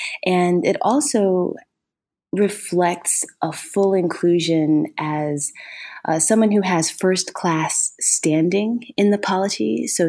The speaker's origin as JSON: {"language": "English", "region": "Ohio", "country": "United States", "said": "And I'm originally from Ohio."}